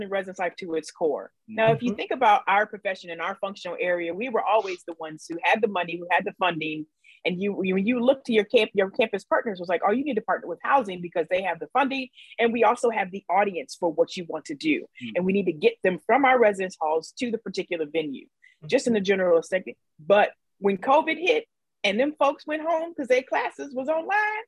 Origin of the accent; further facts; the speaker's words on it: Midwest, United States; now in California, United States; I'm from the Midwest